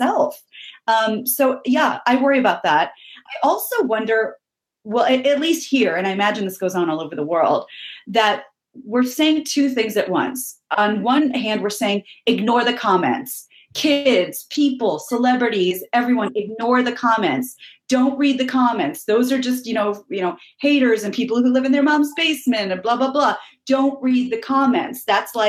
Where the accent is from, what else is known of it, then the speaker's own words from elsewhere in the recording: Midwest, United States; growing up in the Midwest here in the middle of the country